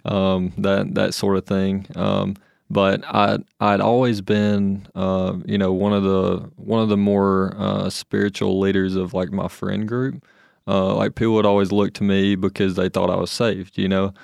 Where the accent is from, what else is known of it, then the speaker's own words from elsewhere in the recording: Anderson, Alabama, United States; I'm from a little town of Anderson, Alabama